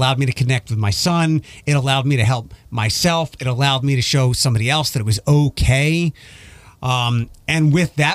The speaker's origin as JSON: {"language": "English", "region": "East Coast", "country": "United States", "said": "But I'm like coming from the East Coast where people won't look at you, and if they do look at you, they're usually giving you the middle finger"}